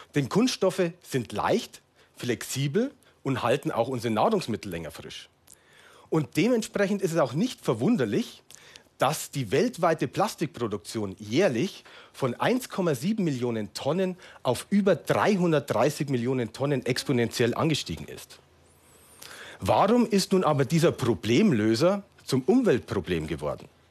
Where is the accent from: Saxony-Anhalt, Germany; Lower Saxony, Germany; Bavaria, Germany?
Bavaria, Germany; Munich; in meiner Heimatstadt München